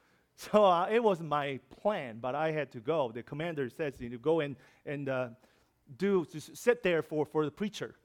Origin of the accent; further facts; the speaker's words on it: South Korea; English is a second language; moved away as an adult; also born or lived in New York; I'm from Korea.